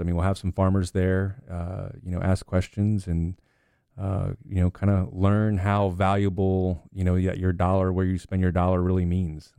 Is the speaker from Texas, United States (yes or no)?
no; Loudoun County, Northern Virginia, United States; moved away; I grew up on two hundred eighty acres in Loudoun County